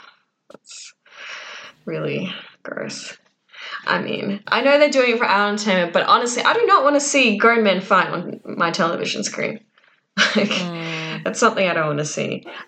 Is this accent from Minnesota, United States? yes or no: yes; Minnesota, United States; I'm a model. I'm from Minnesota.